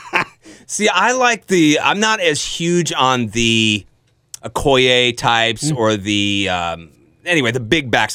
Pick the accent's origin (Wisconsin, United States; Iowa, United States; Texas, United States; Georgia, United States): Iowa, United States; So I'm an Iowan. I grew up in Iowan. I've always been an Iowan. I've never lived anywhere else but Iowa